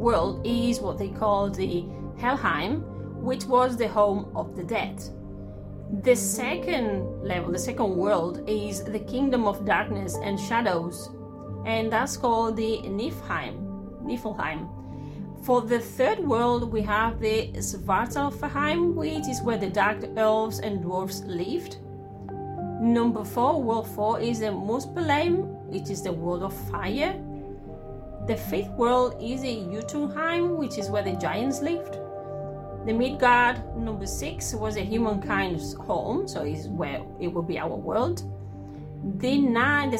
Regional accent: Spain; English is a second language; I'm into English philology and I'm Spanish.

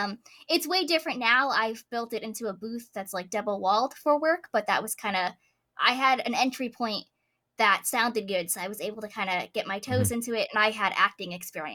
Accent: Boston, Massachusetts, United States; they're like, where are you from? I'm like, oh, mm-hmm. I'm Boston.

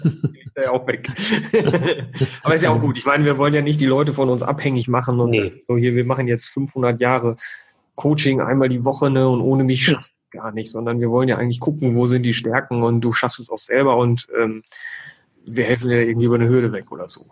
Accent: North Rhine-Westphalia, Germany; Ich komme ja aus Ostwestfalen, ne? bin humorvoller Ostwestfale

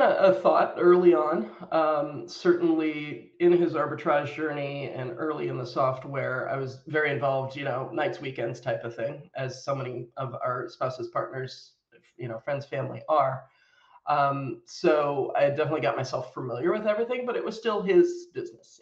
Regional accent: United States; moved away as an adult; also born or lived in United Kingdom; I am American by birth

